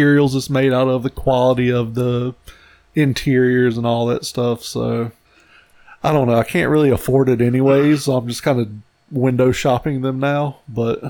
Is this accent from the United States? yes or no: yes; United States